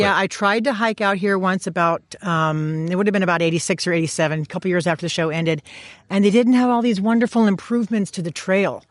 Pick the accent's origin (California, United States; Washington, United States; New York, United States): California, United States; Los Angeles; now in Sacramento, United States; I am, uh, originally from the San Fernando Valley, but I'm in Sacramento now.